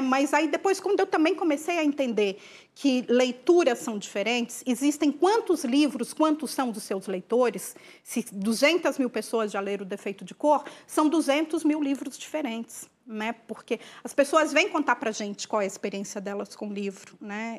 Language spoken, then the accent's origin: Portuguese; interior of Minas Gerais, Brazil; Eu sou mineira, né, então criada no interior de Minas